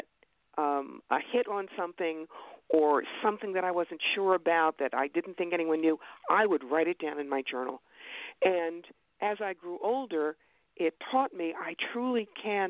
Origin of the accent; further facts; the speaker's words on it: New York, United States; I'm a New Yorker